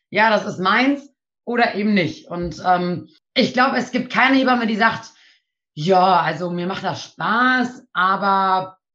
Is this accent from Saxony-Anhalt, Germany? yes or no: no; Nienburg, Lower Saxony, Germany; born there; ich bin 24 Jahre alt, komme gebürtig aus Nienburg, wohne mittlerweile auch wieder in Nienburg.